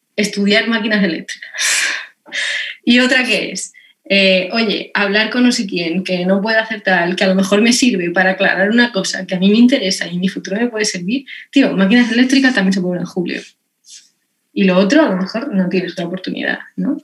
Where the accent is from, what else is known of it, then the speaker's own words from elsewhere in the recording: Lorca, Region of Murcia, Spain; yo soy murciana, soy de Lorca